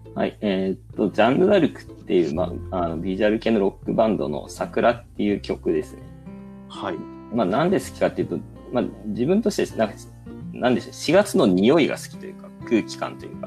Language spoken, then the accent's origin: Japanese; Kansai, Japan; moved away; 関西の出身なんで